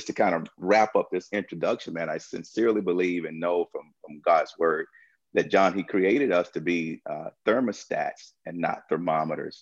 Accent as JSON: {"language": "English", "town": "Tuscaloosa", "region": "Alabama", "country": "United States", "tie": "born or raised there", "moved": "yes", "lives_now": "Chicago, United States", "said": "growing up in Tuscaloosa, in the tail end of segregation"}